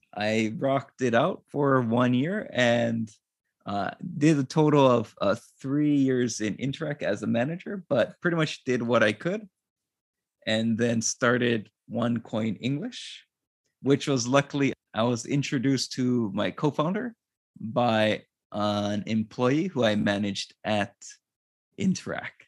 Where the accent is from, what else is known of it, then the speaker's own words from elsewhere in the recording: Hawaii, United States; moved away as an adult; now in Japan; I'm originally from Hawaii